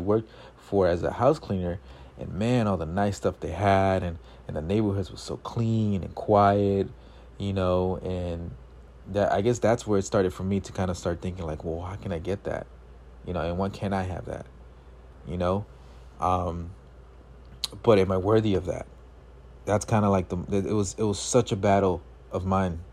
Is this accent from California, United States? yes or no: yes; Los Angeles, California, United States; growing up in South L A all of my eighteen years of life before I went to college